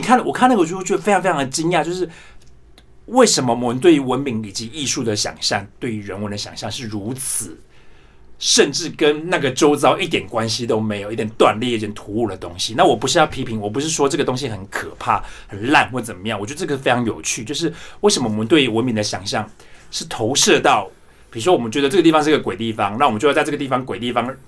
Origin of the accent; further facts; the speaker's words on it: Yongjing, Changhua County, Taiwan; moved away as an adult; also born or lived in Taipei, Taiwan; now in Germany; 我本身，呃，的确是来自彰化县永靖乡，然后我是家里排行第九，我七个姐姐跟一个哥哥那样